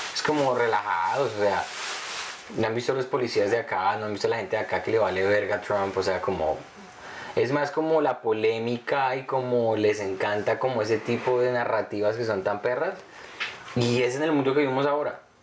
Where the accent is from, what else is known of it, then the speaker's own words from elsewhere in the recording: Colombia; moved away; ser niño antes, sobre todo en Colombia